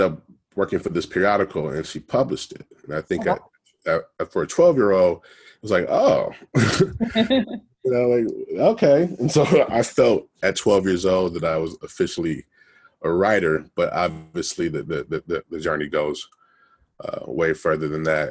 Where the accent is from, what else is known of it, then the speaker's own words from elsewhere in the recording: Detroit, Michigan, United States; moved away as an adult; now in Los Angeles, United States; I'm originally from Detroit, Michigan. So I grew up in Detroit, went to school at the University of Michigan.